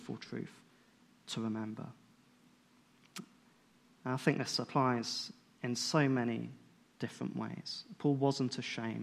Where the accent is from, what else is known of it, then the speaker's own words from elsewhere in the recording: United Kingdom; being British